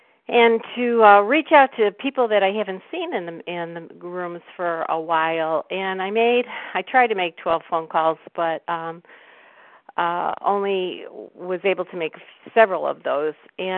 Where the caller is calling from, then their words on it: Cleveland, Ohio, United States; I'm calling from Cleveland.